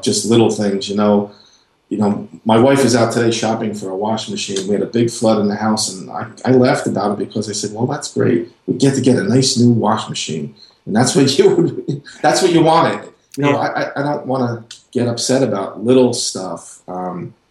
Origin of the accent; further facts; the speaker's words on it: New Jersey, United States; moved away as an adult; now in North Carolina, United States; I lived in New Jersey. I'm from New Jersey